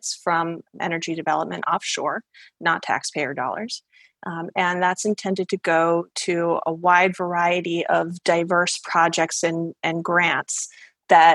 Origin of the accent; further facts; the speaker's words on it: outside the Boston area, Massachusetts, United States; I grew up outside the Boston area